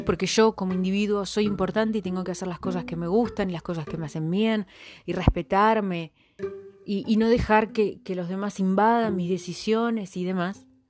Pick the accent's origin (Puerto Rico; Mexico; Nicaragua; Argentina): Argentina; somos Argentina, familias numerosas